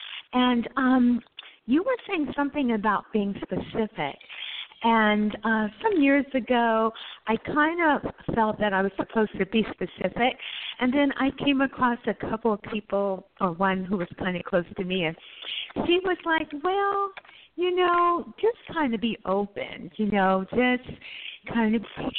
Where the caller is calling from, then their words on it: California, United States; currently I'm in California.